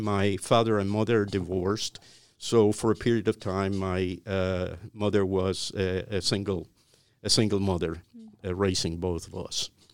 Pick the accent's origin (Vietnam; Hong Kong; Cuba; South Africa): Cuba; Havana; moved away as an adult; now in United States; I, I was born in Cuba. I was born in Havana. Uh, I, uh, uh, lived in the heart of Havana.